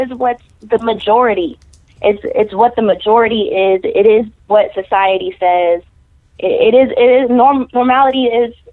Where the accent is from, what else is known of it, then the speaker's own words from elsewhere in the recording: Texas, United States; also born or lived in California; Yeah, I'm raised in Texas. Born in California, but raised in Texas.